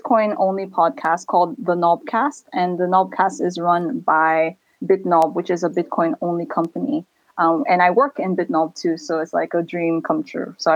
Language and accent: English; Turkey; now in Nigeria; I was born in Turkey, lived there for a long time. In fact, to me, Turkey is my home